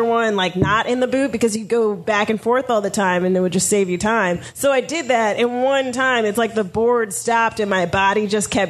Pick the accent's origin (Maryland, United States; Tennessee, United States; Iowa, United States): Maryland, United States; moved away; I'm from Maryland